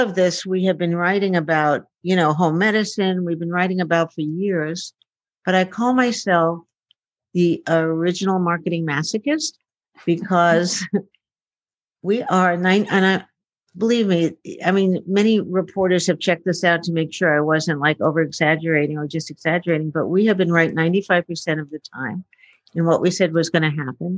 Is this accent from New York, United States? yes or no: yes; New York, United States; also born or lived in Shanghai; I was born in the East Village. I'm a sixth generation New Yorker